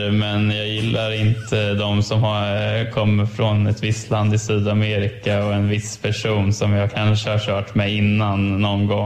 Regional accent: Örebro, Örebro County, Sweden; Ja, vi är båda, vi är båda från Örebro.

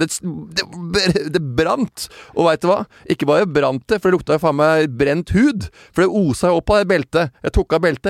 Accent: Tønsberg, Vestfold, Norway; jeg er født i skjærgården i Tønsberg

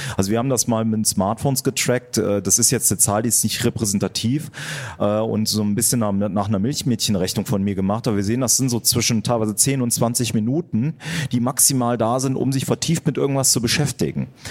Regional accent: Germany; wir in Deutschland

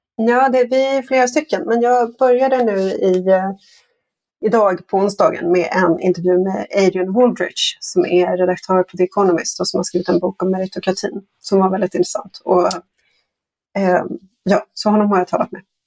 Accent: Sweden; som svensk

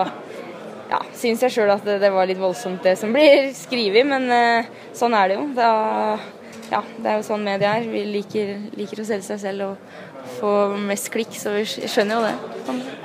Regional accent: Ytre Enebakk, Akershus, Norway; jeg er ei jente fra Ytre Enebakk

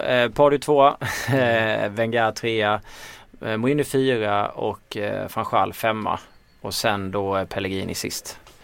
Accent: Småland, Sweden; accent: Småländska; min småländska dialekt

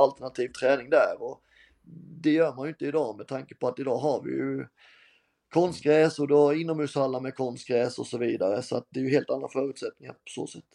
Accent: Halmstad, Halland County, Sweden; also born or lived in Germany / Norrköping; när man gick som liten grabb på Örnsvall och tittade på, på HBK mot alla möjliga lag

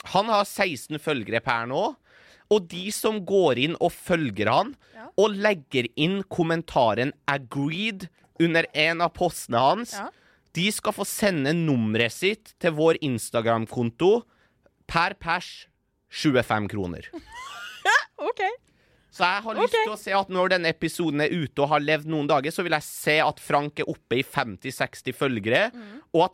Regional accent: Iran; now in Norway; Jeg er fra Persia. Jeg er fra Iran.

